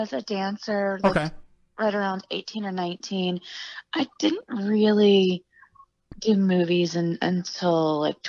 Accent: Memphis, Tennessee, United States; I grew up in Memphis.

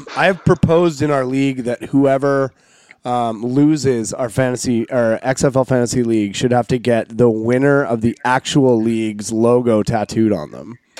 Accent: Canada; moved away; also born or lived in Pacific Northwest; We're Canadian

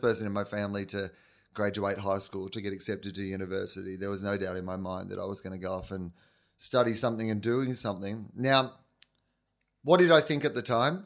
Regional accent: Victoria, Australia; moved away as an adult; also born or lived in Canberra; I was from Victoria

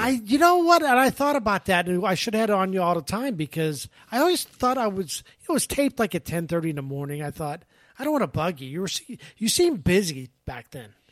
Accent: Pittsburgh, Pennsylvania, United States; now in Tampa Bay, United States; I'm from Pittsburgh

